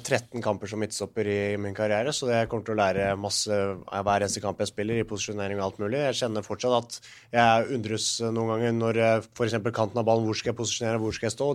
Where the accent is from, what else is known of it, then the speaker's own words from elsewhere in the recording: Norway; moved away as an adult; also born or lived in Scotland; her hjemme i Norge